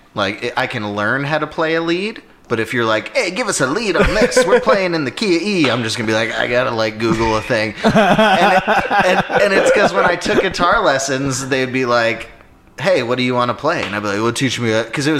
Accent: Alpharetta, Georgia, United States; I grew up in Alpharetta, Georgia. I went to Milton High School.

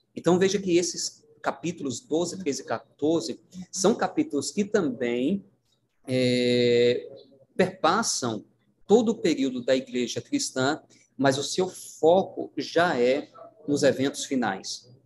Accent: Paraíba, Brazil; moved away; eu sou da terra aí, né, do, Uh, sou da Paraíba e uh, sou a minha origem aí na, na, na, União Nordeste

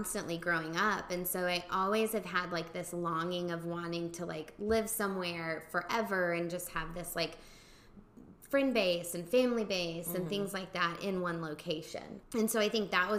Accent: Oklahoma, United States; moved away as an adult; also born or lived in Illinois / San Antonio, Texas / Houston, Texas; now in Dallas, United States; originally from Oklahoma, but moved around for 10 years

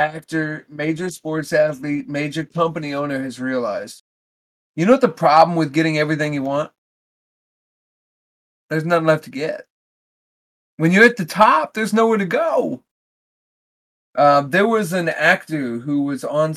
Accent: United States; we as American people

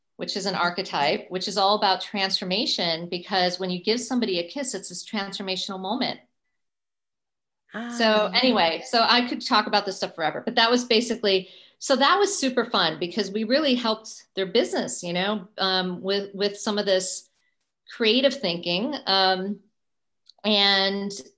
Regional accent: United States; as an American

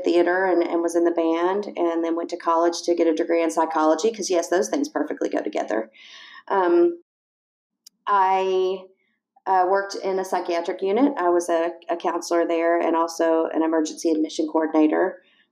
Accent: East Tennessee, United States; I was born and raised in East Tennessee.

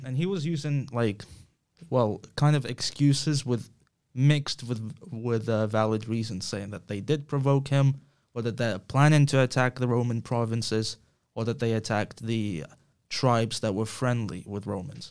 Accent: Ukraine; I'm from Ukraine

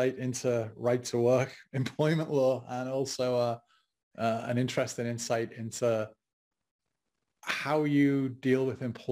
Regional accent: England, United Kingdom; moved away as an adult; now in United States; being English and not being an American, not being American at the time

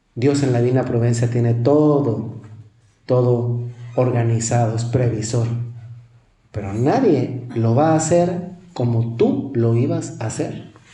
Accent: Mexico; Casi todos los que somos mexicanos

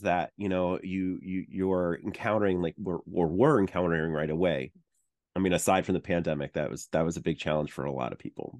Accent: Long Island, New York, United States; I grew up in Long Island

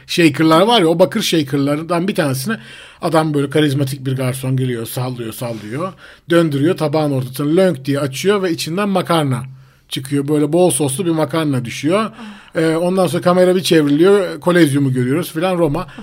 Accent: Istanbul, Turkey; aslında İstanbul'da doğduk büyüdük ve buralıyız

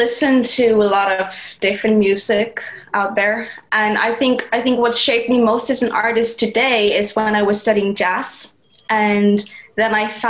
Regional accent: Iceland; moved away as an adult; also born or lived in Chico, California / Los Angeles; But most of my childhood, I was raised in Iceland

